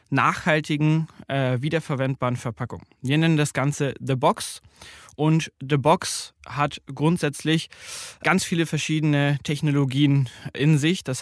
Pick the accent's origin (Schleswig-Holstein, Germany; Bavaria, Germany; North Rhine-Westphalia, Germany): Bavaria, Germany; ich komme ursprünglich aus Bayern, und bin der Group CEO von Living Packets.